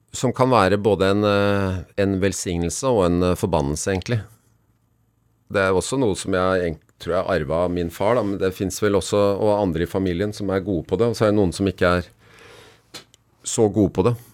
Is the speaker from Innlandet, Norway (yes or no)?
no; Bærum, Akershus, Norway; jeg har vokst opp i Bærum